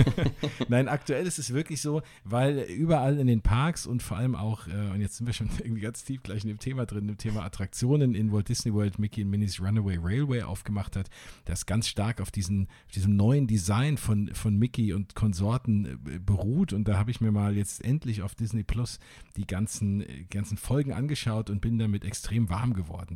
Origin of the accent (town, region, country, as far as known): Wiesbaden, Hesse, Germany; born or raised there; now in Flörsheim, Germany